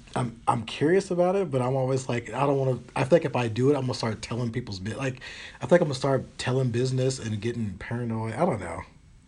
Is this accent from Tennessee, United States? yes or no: yes; Tennessee, United States; I've come from I came from Tennessee where people were, you had to go on the corner or they go behind Kroger's to do it.